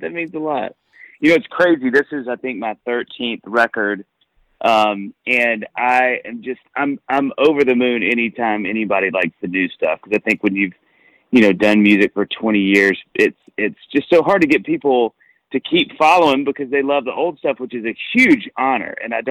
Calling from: Nashville, Tennessee, United States

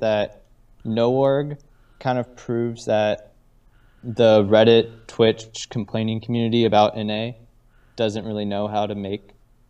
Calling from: St. Louis, Missouri, United States; St. Louis.

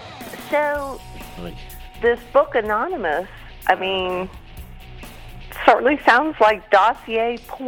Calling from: Allen, Texas, United States; I'm calling from Allen, Texas.

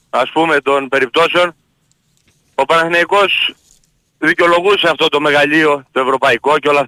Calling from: Kalavryta, Western Greece, Greece

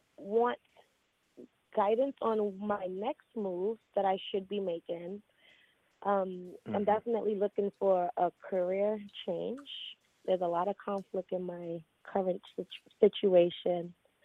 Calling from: Queens, New York, United States; I'm in Queens, New York tonight.

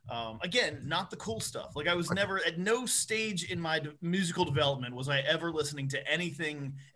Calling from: Maryland, United States; I'm in Maryland.

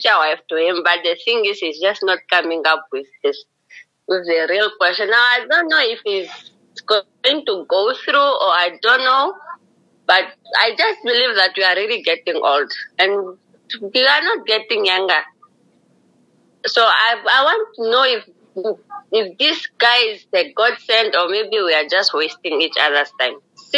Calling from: Tsumeb, Oshikoto Region, Namibia; I'm in Tumeb.

